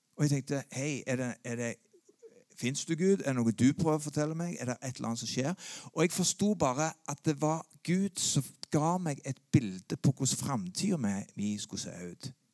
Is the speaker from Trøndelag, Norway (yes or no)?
no; Sandnes, Rogaland, Norway; jeg vokste opp på Gandal